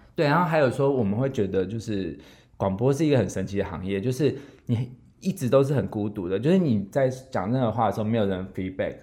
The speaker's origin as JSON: {"language": "Chinese", "town": "Zhongli", "region": "Taoyuan", "country": "Taiwan", "tie": "born or raised there", "said": "我现在在 总理嘛，我的老家"}